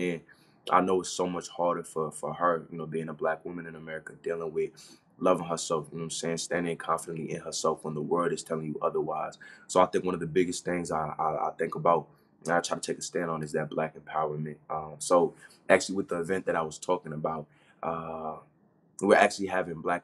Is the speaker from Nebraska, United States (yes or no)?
no; Maryland, United States; also born or lived in Orlando, Florida; now in Kentucky, United States; I wasn't born and raised in Florida. I was actually born and raised up north, just like you. Like, I'm from Maryland